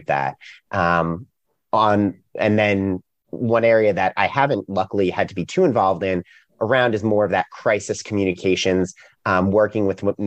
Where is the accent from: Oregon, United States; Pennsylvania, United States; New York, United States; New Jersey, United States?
New York, United States; now in Raleigh, United States; I'm originally from New York. So I'm a little bit out of place down here in Raleigh, North Carolina